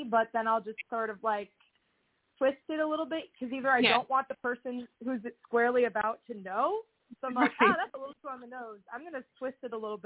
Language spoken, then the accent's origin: English; Southern California, United States; also born or lived in Seattle; now in Nashville, United States; I grew up in Southern California where it was all about ska and punk